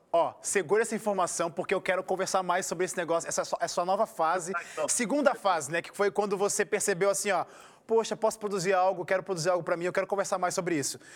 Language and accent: Portuguese; Rio de Janeiro, Brazil; Eu, como carioca, me senti em casa, porque eu sou da Zona Norte